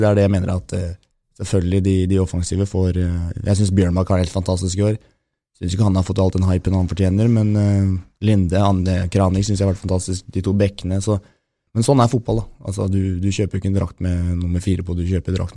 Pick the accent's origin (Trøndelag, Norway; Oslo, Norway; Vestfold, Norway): Oslo, Norway; Romsås; also born or lived in Toten; Altså, jeg er fra Romsås og Toten, ikke minst.